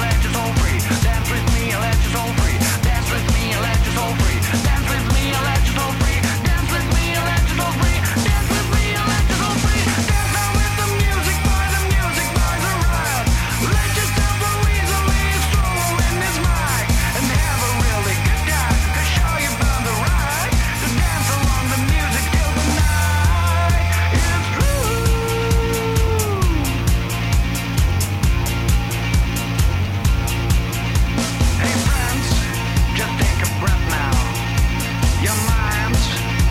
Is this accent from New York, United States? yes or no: yes; New York City, New York, United States; my hometown, New York City